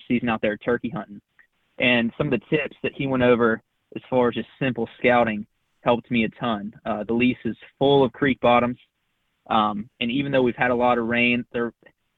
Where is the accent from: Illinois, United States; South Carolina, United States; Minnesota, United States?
South Carolina, United States; moved away as an adult; I'm originally from South Carolina